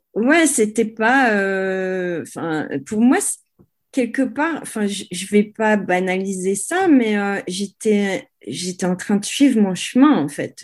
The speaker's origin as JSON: {"language": "French", "country": "France", "accent": "French", "moved": "yes", "said": "je suis française"}